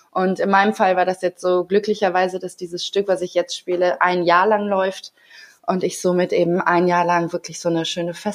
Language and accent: German; Bonn, North Rhine-Westphalia, Germany; moved away as an adult; now in Hamburg, Germany; Also ich bin ähm, seit gestern 33 und bin vor acht Jahren von äh, vom schönen Bonn nach Hamburg gezogen und habe äh, mein Schauspielstudium hier gemacht